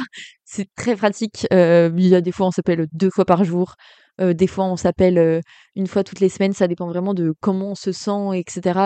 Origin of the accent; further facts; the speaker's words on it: Cholet, Pays de la Loire, France; moved away as an adult; also born or lived in Málaga, Spain; now in Amsterdam, Netherlands; je viens de Cholet, dans le Maine-et-Loire.